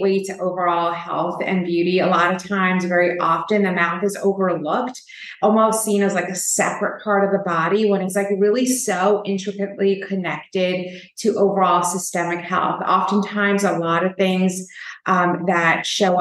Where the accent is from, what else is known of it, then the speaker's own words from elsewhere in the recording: New York, United States; I was born and raised in New York